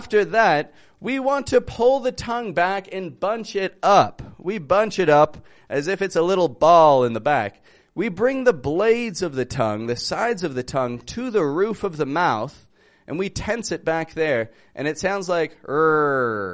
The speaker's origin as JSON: {"language": "English", "town": "Toronto", "region": "Ontario", "country": "Canada", "moved": "as an adult", "lives_now": "Mexico", "said": "I'm from Toronto. I live in Mexico at the moment"}